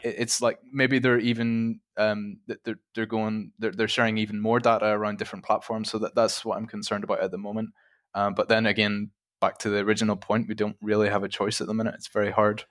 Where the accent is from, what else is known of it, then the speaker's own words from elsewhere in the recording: Ireland; moved away as an adult; now in Czech Republic; I'm originally from Ireland, uh, but I currently work and have worked in the Czech Republic for about four years now